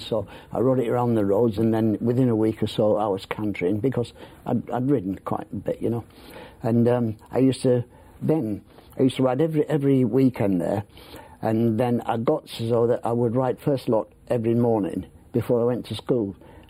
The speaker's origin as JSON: {"language": "English", "town": "Leeds", "region": "Yorkshire and the Humber", "country": "United Kingdom", "tie": "born or raised there", "also_born_or_lived": "Boston Spa", "said": "I was born in Leeds, and I hated the place. And there were 8 kids in our family."}